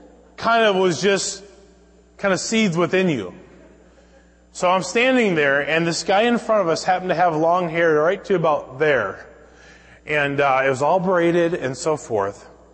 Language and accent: English; Minnesota, United States; I can remember growing up in Minnesota